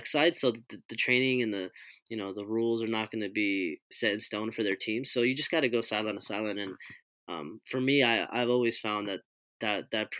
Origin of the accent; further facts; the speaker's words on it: Hawaiian Gardens, California, United States; with the Hawaiian Garden stuff, I kind of grew up playing